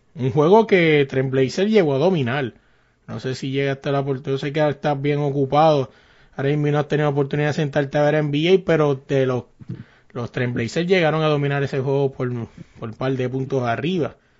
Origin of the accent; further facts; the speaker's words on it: Carolina, Puerto Rico; yo me crié allá arriba en Carolina